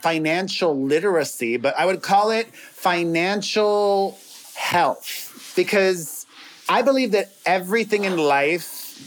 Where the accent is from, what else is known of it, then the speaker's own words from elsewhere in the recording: Miami, Florida, United States; now in Los Angeles, United States; We're from Miami originally